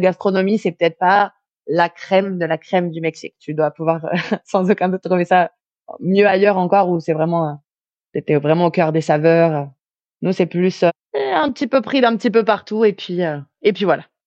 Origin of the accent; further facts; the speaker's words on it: France; moved away as an adult; now in Mexico; chez nous en France